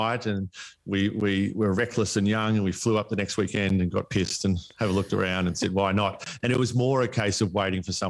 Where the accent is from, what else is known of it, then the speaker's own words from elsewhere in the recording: East Gippsland, Victoria, Australia; moved away as an adult; also born or lived in Melbourne, Australia; now in Palm Cove, Australia; country life growing up in East Gippsland